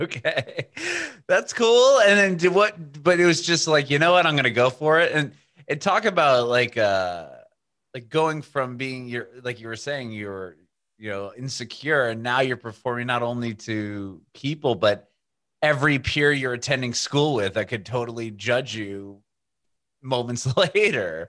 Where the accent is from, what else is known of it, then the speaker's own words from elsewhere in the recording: San Diego, California, United States; I'm originally from uh, San Diego, which is you know West Coast by Los Angeles.